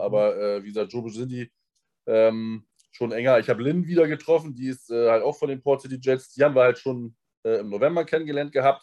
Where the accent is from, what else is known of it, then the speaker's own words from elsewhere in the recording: Germany; dass ich aus Deutschland komme